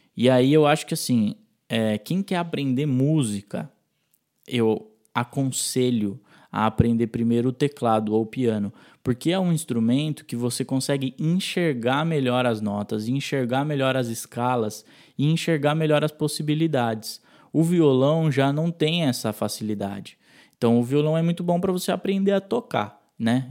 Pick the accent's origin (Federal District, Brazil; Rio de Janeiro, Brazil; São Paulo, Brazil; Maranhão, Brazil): São Paulo, Brazil; Itatiba; also born or lived in Sorocaba; quando eu saí de Itatiba, fui morar em Sorocaba para cursar uma faculdade